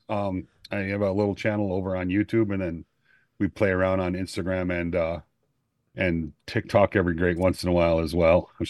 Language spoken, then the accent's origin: English; Greenville, South Carolina, United States; from Greenville, South Carolina